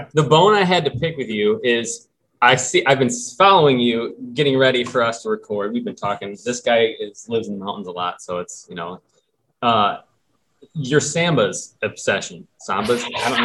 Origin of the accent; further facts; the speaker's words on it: Michigan, United States; I'm from Michigan, man. This is how we talk.